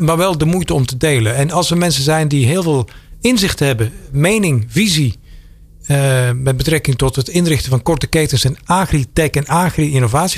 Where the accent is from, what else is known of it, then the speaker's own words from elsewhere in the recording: Belgium; now in Netherlands; ik kom uit België. En als je dan toen ik hier aankwam in 1998